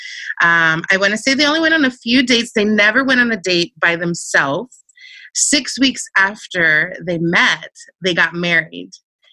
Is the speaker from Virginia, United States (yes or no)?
yes; near Charlottesville, Central Virginia, United States; moved away as an adult; also born or lived in Turkey / Clark, Philippines / San Diego; now in Los Angeles, United States; I appreciate growing up in a little town. I was sheltered and my personality is probably best. But, you know, there's also a sense of you go to school and the entire town in Virginia at the time, and probably still now, like I'm from Central Virginia, right outside of Charlottesville, Virginia.